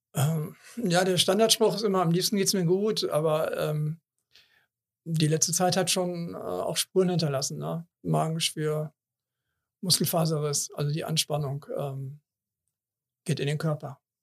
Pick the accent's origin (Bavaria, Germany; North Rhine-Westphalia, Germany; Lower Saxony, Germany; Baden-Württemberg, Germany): North Rhine-Westphalia, Germany; Cologne; ich bin in Kalk geboren, 58 Jahre habe ich die Kirmes in Anführungsstrichen ähm, mitgemacht